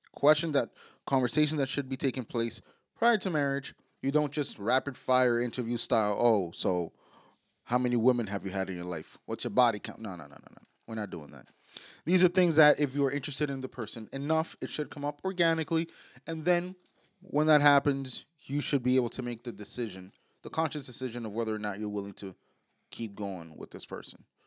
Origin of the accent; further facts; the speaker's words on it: New York City, New York, United States; we was born and raised in New York, like uptown mm-hmm. Manhattan